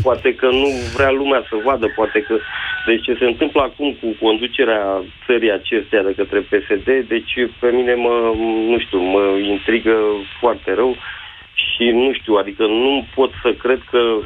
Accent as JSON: {"language": "Romanian", "region": "Bucharest", "country": "Romania", "said": "sunt din București"}